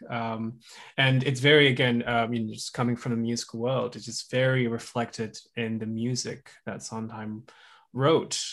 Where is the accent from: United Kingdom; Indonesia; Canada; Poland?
Indonesia; Java; moved away as an adult; now in United States; I grew up in Indonesia. And so I learned, uh, Indonesian, um, traditional music. I was, grew up in Java